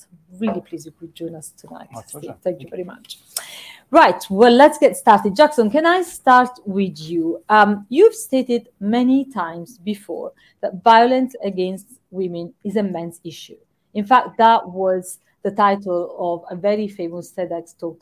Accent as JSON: {"language": "English", "country": "Italy", "tie": "born or raised there", "moved": "yes", "lives_now": "United Kingdom", "said": "in my home country, in Italy"}